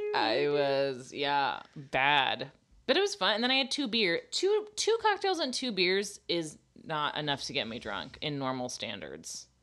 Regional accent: the South, United States; I'm from the South

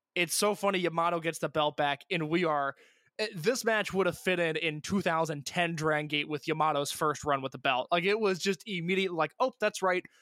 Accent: Indiana, United States; I'm from Indiana

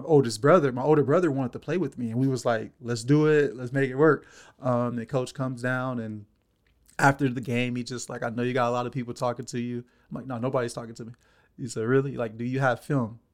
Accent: Los Angeles, California, United States; born and raised in Los Angeles, California, um, bounced around from South Central to Watts my whole life

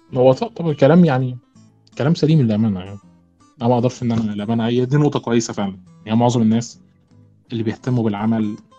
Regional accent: Egypt; عندنا في مصر

